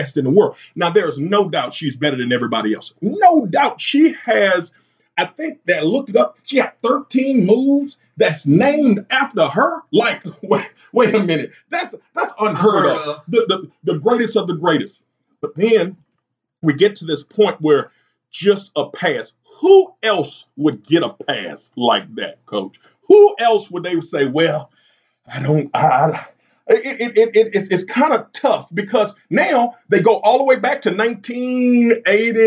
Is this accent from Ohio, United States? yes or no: no; Boyce, Louisiana, United States; I'm from Boyce, Louisiana